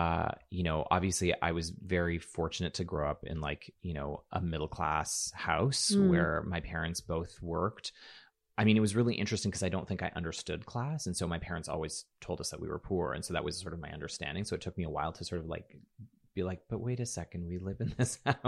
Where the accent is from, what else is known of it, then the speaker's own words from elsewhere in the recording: Alberta, Canada; also born or lived in Toronto; I'm from Alberta, so, you know, and I know there's stereotypes about Alberta as well